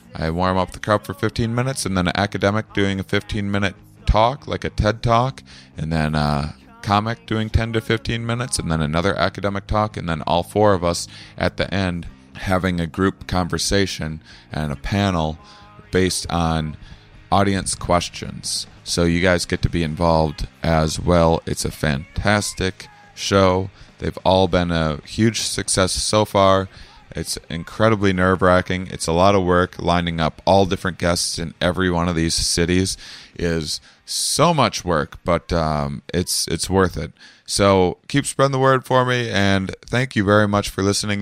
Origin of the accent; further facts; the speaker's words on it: La Crosse, Wisconsin, United States; I'm in my hometown of La Crosse, Wisconsin